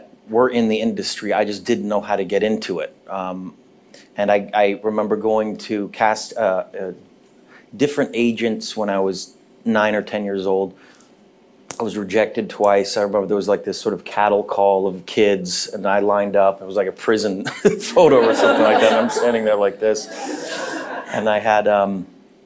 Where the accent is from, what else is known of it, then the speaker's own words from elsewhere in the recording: Los Angeles, California, United States; I was born in Cedar Sinai, which is now the Scientology Center, the old one on Sunset Boulevard. And I grew up on Hollywood and Western